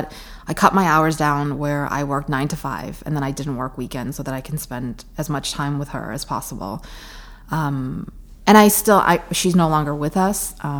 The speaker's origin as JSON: {"language": "English", "town": "New York City", "region": "New York", "country": "United States", "said": "I consider myself a New Yorker."}